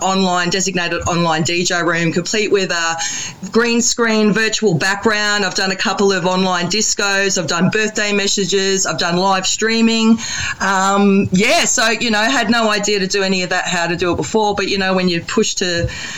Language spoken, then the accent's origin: English; Brisbane, Queensland, Australia; moved away as an adult; also born or lived in Melbourne; I'm originally from Brisbane, so I thought I better come back home